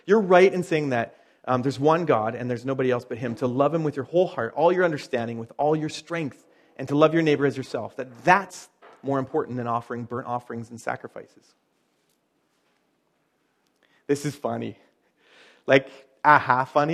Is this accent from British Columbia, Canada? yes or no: yes; Chilliwack, British Columbia, Canada; I'm from Podunk, Chilliwack